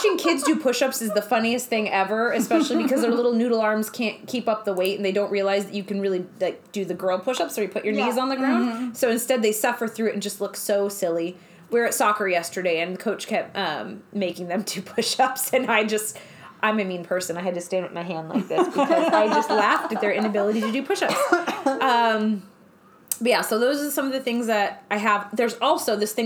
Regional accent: Eastern Washington, United States; I'm from Washington. From Eastern Washington, we didn't really have a theme park or fun stuff like

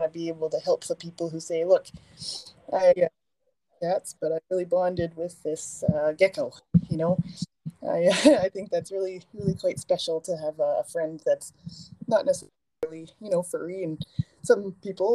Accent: Sherwood Park, Alberta, Canada; I grew up in Sherwood Park

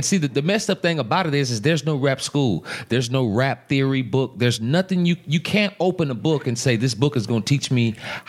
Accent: Monroe, Louisiana, United States; I was born in Monroe.

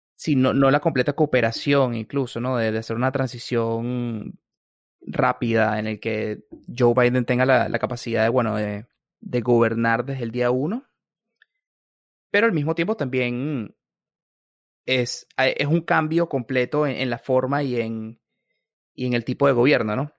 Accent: Venezuela; now in Washington, United States; como latinoamericano, yo como Venezuela

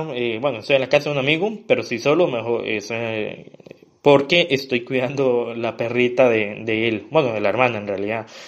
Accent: San Carlos, Alajuela, Costa Rica; now in Pisa, Italy; soy de San Carlos, eh, pero vivo en Pisa, Italia

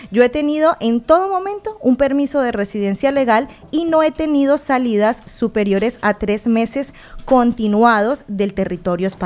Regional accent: Spain; Y una razón importante es que yo siendo español, además de ser español, soy ciudadano de la Unión Europea.

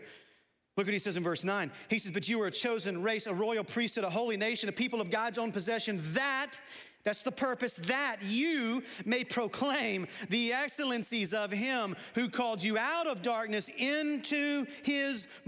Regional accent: United States; I'm a Christian before I'm an American.

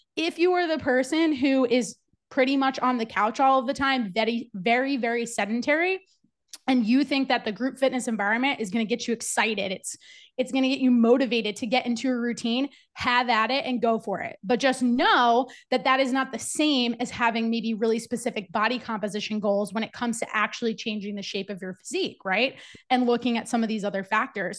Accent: New Jersey, United States; moved away as an adult; also born or lived in Virginia / Charlotte, North Carolina; I'm originally from New Jersey

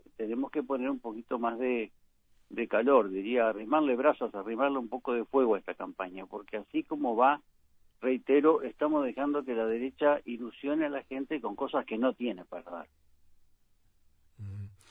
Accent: Uruguay; una sociedad como la uruguaya

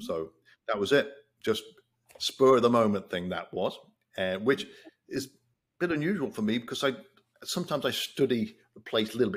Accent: England, United Kingdom; now in United States; growing up in England

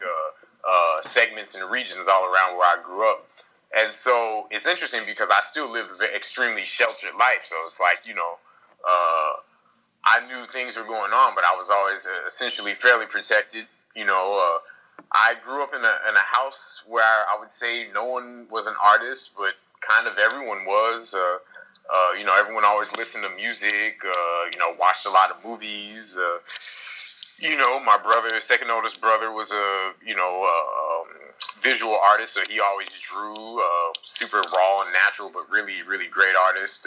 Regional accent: Kansas City, Missouri, United States; moved away as an adult; also born or lived in New York City, United States; now in Paris, France; life was uh was an interesting time growing up in Kansas City

